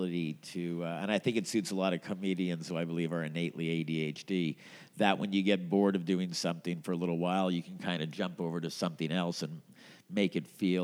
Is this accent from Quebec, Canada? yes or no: yes; Montreal, Quebec, Canada; now in Edmonton, Canada; I grew up in Montreal